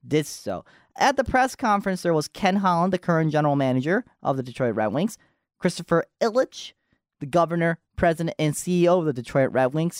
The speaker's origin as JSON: {"language": "English", "country": "Japan", "tie": "born or raised there", "moved": "yes", "said": "I was born in Japan, so I was in Japan."}